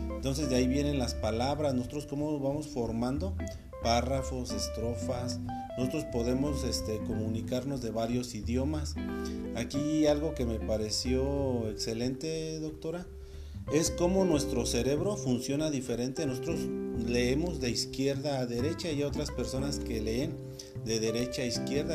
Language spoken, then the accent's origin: Spanish; Mexico